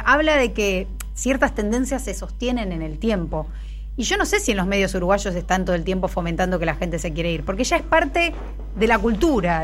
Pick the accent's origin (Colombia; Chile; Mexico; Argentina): Argentina; nosotros nos pensamos como un país eh, hecho de migrantes